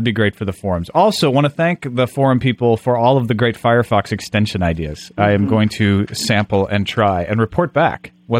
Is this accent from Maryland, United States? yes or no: no; Greenville, Illinois, United States; I'm from Greenville, Illinois, funnily enough.